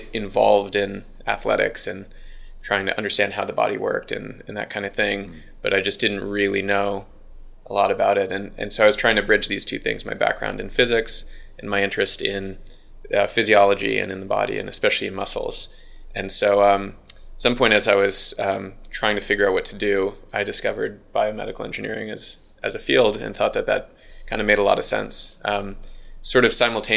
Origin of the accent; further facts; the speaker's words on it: United States; accent: American; moved away as an adult; now in Auckland, New Zealand; If you can't tell by the accent, I'm American